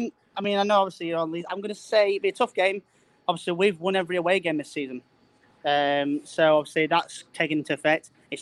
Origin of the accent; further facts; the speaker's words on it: Sheffield, Yorkshire and the Humber, United Kingdom; also born or lived in Worksop; now in Mexborough, United Kingdom; No, well, I live in Mexborough now, Doncaster way.